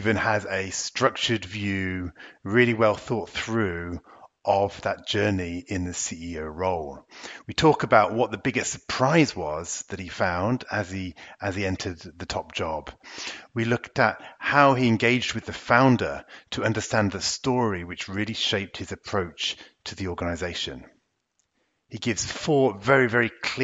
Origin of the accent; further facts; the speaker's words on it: England, United Kingdom; moved away as an adult; now in France; British people think I'm quite French these days, and French people still think I'm very, very British